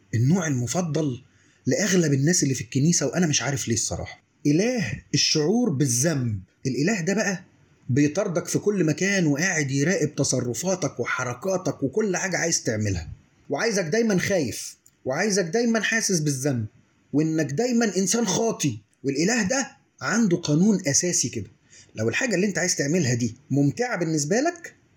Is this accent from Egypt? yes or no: yes; Egypt; واحنا كشعب مصري